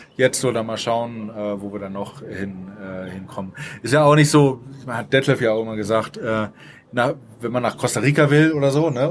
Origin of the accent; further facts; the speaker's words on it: Northern Germany, Germany; now in Mexico City, Mexico; verstehe ich das als Norddeutscher